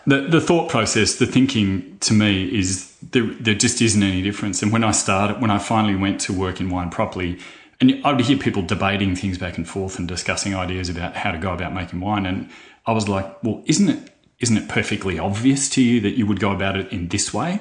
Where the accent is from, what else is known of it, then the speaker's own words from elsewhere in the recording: Churchill, Victoria, Australia; I grew up in Churchill